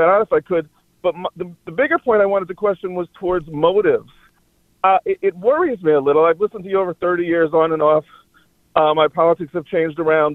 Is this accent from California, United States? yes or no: no; New York City, New York, United States; I grew up in Manhattan